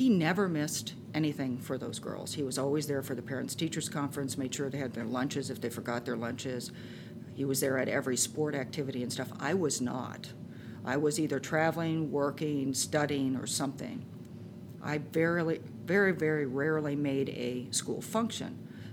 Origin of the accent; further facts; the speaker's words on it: Orange County, Southern California, United States; moved away as an adult; also born or lived in upstate New York / San Francisco area; I grew up in Southern California in Orange County, and I moved to upstate New York.